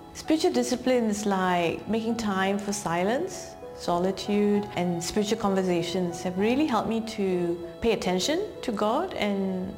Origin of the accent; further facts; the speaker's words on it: Malaysia; Growing up as an Indian girl in Malaysia greatly shaped my identity and lack of self-worth. A minority in every way